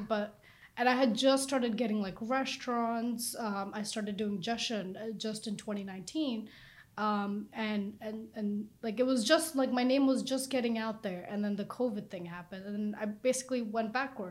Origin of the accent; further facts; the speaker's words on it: Wayne, New Jersey, United States; I was raised in Wayne all my life